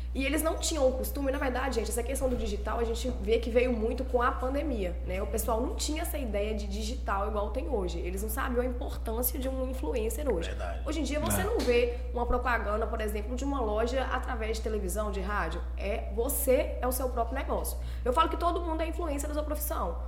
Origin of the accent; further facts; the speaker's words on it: Governador Valadares, Minas Gerais, Brazil; moved away as an adult; now in Goiânia, Brazil; Eu sou nascida aqui em Valadares